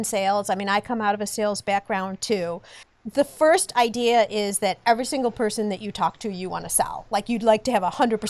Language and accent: English; Highland Park, Illinois, United States; Highland Park, which is my hometown as well.